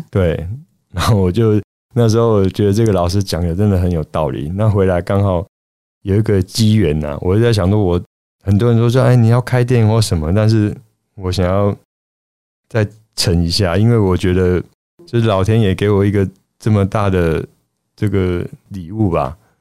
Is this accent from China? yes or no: no; Taiwan; 想要代表我们台湾人